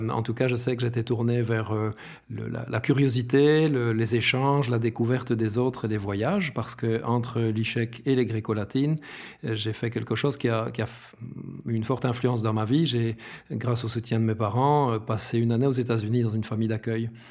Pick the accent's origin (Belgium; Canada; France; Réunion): Belgium; Brussels, Brussels-Capital Region; J'adore mon pays, je suis bruxellois, etc. Je suis un belge fier